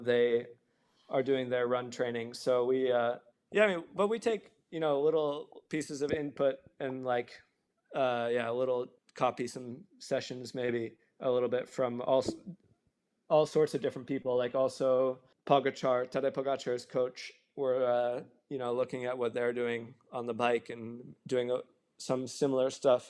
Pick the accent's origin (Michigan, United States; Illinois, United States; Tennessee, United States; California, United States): Tennessee, United States; moved away; where I grew up specifically in Tennessee